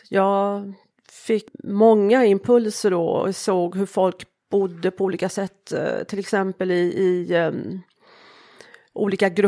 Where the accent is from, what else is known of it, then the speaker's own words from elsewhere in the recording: Småland, Sweden; Jag kommer från Småland.